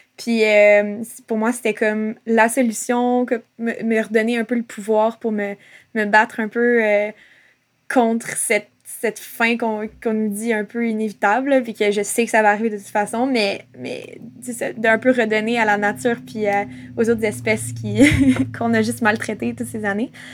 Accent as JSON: {"language": "French", "town": "Montreal", "region": "Quebec", "country": "Canada", "tie": "born or raised there", "also_born_or_lived": "Gaspésie", "moved": "yes", "lives_now": "Lennoxville, Canada", "said": "En ce moment, j'habite à Sherbrooke, euh, à Lennoxville, mais je suis née à Montréal, euh, même si je m'identifie plus comme gaspésienne parce que ça fait quelques années que je vis en Gaspésie."}